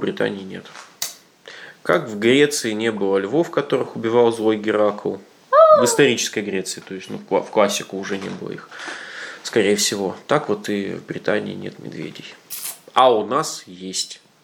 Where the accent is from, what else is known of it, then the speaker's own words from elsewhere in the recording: Siberia, Russia; как любой приличный сибиряк